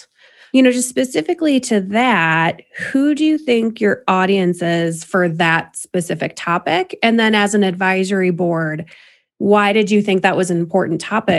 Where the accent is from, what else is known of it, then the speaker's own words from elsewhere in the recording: Illinois, United States; I grew up in Illinois